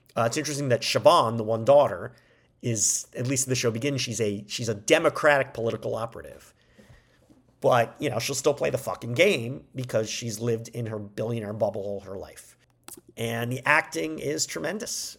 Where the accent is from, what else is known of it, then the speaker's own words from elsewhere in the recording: United States; we as Americans